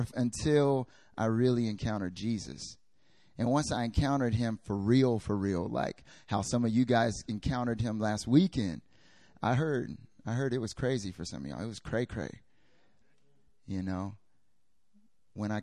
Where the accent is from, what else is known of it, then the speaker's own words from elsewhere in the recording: North Carolina, United States; moved away as an adult; also born or lived in South Korea; I'm from America, North Carolina, born and raised.